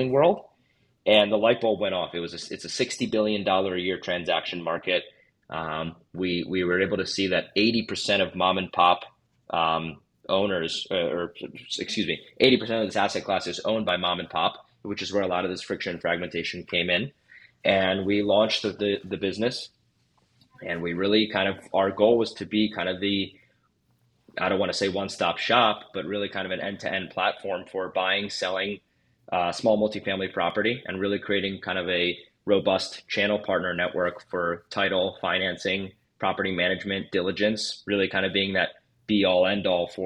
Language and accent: English; Bucks County, Pennsylvania, United States; also born or lived in Philadelphia; I am from Philadelphia proper, like you said, first generation immigrant. Grew up in Bucks County, moved to Center City, Philadelphia for school